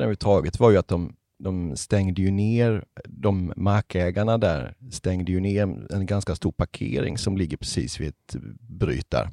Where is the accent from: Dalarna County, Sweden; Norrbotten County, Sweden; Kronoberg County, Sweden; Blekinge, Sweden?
Kronoberg County, Sweden; Ryd; now in Halmstad, Sweden; Och jag är ju inte från Halmstad från början, utan jag är från en liten, liten by som heter Ryd, som ligger i s, djupaste Småland.